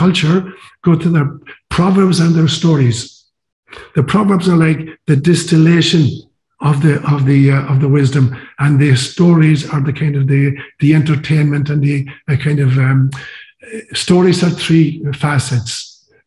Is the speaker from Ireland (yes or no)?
yes; Ireland; moved away as an adult; also born or lived in Kenya; I'd been raised kind of bilingually, Gaelic and English, and all of my education in high school was through Gaelic.